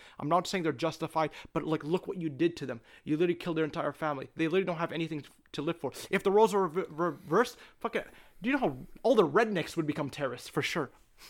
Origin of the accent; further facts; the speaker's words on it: Palestine; what Russia is doing to Ukraine is exactly what Israel is doing to my home country, Palestine, for the last 70 years and no one cares.